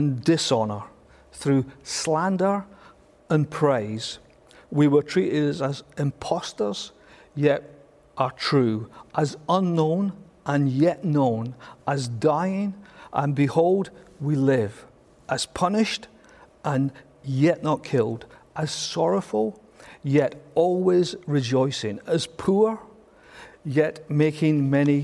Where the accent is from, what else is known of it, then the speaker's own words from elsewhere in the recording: Scotland, United Kingdom; I'm Scottish